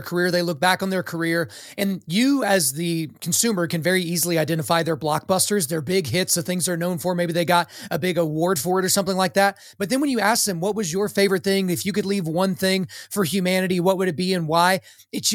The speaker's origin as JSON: {"language": "English", "region": "Oklahoma", "country": "United States", "tie": "born or raised there", "said": "my home state of Oklahoma"}